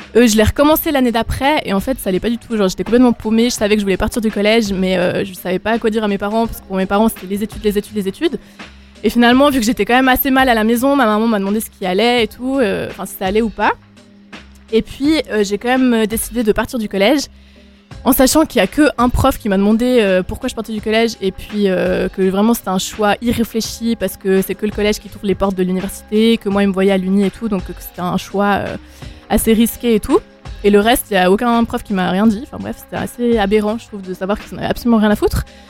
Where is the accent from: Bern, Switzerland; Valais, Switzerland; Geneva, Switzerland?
Valais, Switzerland; je suis, je suis du Valais, je sais qu'on est deux Valaisans